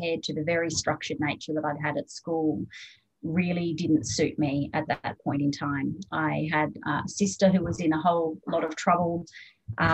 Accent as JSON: {"language": "English", "town": "Canberra", "region": "Australian Capital Territory", "country": "Australia", "tie": "born or raised there", "also_born_or_lived": "Sydney", "moved": "as an adult", "said": "I grew up in Canberra, very much a political town"}